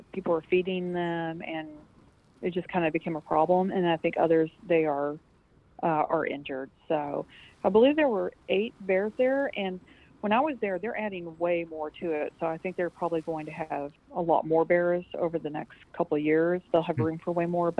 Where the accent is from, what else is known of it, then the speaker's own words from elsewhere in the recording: West Texas, United States; I'm from West Texas and we got jackrabbits all over town.